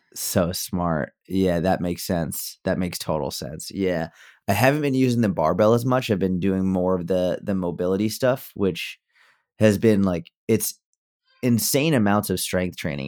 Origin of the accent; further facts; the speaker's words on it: Massachusetts, United States; now in Dallas, United States; I grew up in Mass